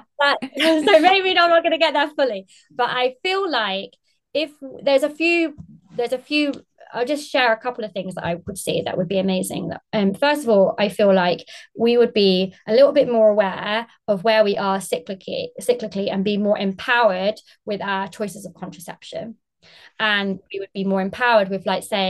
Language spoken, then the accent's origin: English; United Kingdom; now in Margate, United Kingdom; I'm based in Margate in England, UK. Obviously, I'm very British.